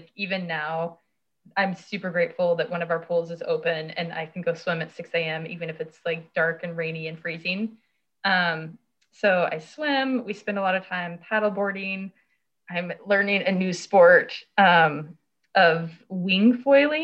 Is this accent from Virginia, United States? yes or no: no; Colorado, United States; moved away; where I grew up in Colorado